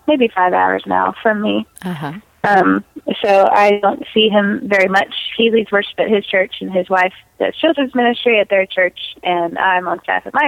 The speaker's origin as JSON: {"language": "English", "town": "Virginia Beach", "region": "Virginia", "country": "United States", "tie": "born or raised there", "also_born_or_lived": "Charlottesville, Virginia", "said": "I grew up in Virginia Beach, Virginia, which is a military town"}